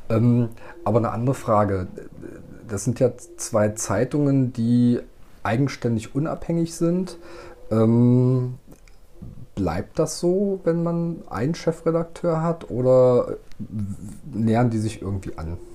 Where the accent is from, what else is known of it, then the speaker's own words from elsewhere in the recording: Magdeburg, Saxony-Anhalt, Germany; gerade weil ich da auch lokal verhaftet bin, als äh, nicht nur als Magdeburger, sondern auch als äh, Kommunalpolitiker.